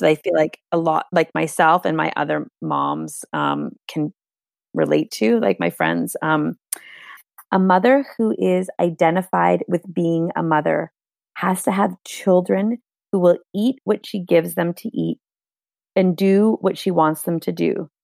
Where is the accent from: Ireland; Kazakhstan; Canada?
Canada; first language Hungarian; English is a second language; first generation Canadian, my, like, my first language here was Hungarian. I went to Catholic school